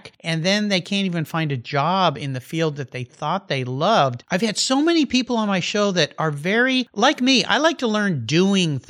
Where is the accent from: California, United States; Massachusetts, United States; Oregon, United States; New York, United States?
California, United States; San Diego; moved away; down there in San Diego where I grew up